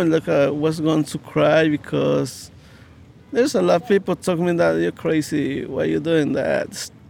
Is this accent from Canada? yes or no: no; Guatemala; now in New York City, United States; I'm from Guatemala.